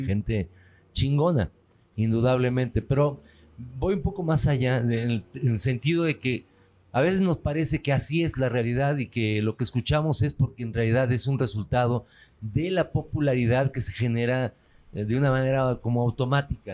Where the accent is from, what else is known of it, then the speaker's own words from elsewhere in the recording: Tulancingo, Hidalgo, Mexico; soy de Tulancingo